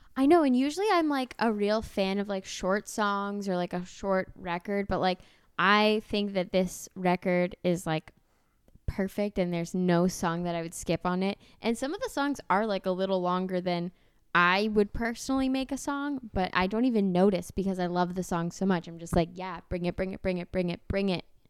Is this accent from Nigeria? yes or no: no; Canada